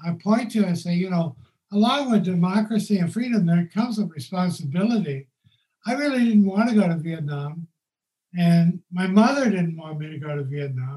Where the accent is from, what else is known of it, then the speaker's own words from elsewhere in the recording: Tulsa, Oklahoma, United States; moved away as an adult; also born or lived in New York City / Los Angeles; I grew up in Tulsa